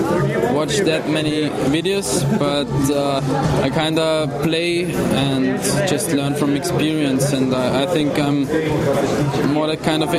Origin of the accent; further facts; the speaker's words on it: Linz, Upper Austria, Austria; I'm from Linz. That's about 200 kilometers away from here